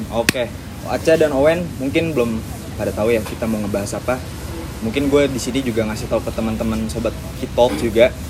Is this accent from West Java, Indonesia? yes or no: yes; Depok, West Java, Indonesia; salam kenal juga gue kebetulan dari Depok